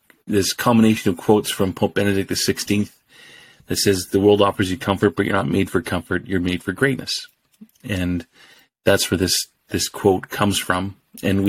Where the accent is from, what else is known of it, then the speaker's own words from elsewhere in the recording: Edmonton, Alberta, Canada; moved away as an adult; now in Regina, Canada; born and raised in Edmonton